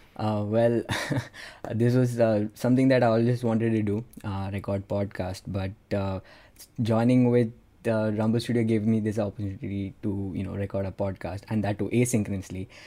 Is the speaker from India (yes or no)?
yes; India; I'm from India